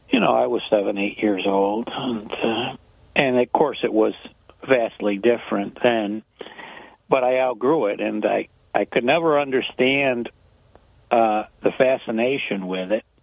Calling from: Binghamton, New York, United States; Hi, James. … from Binghamton.

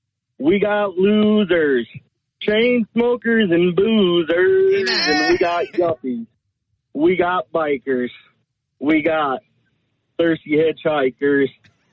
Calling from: Floyd, Iowa, United States; Floyd, Iowa, working on the big construction project.

